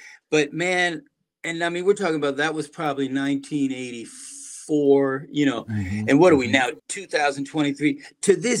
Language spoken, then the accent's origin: English; New Haven, Connecticut, United States; moved away as an adult; now in New York City, United States; I grew up in New Haven, by hour and change outside of New York.